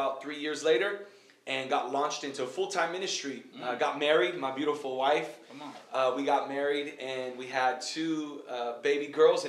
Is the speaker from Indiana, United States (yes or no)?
no; San Jose, California, United States; moved away as an adult; also born or lived in New York / Texas; I was born and raised in San Jose, California.